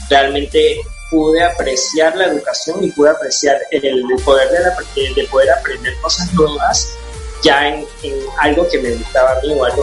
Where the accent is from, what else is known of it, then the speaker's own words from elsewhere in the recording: Panama; also born or lived in United States; yo nací en Estados Unidos, me vine a Panamá a una edad muy, muy temprana, casi a los cuatro años